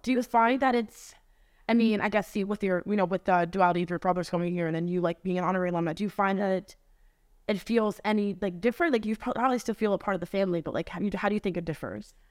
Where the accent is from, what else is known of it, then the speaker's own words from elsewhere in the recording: New Jersey, United States; moved away as an adult; I'm from New Jersey